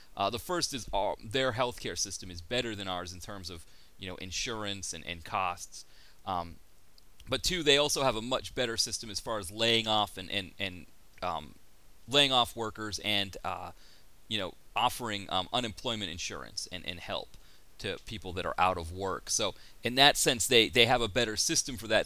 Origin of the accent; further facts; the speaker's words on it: United States; I'm from America.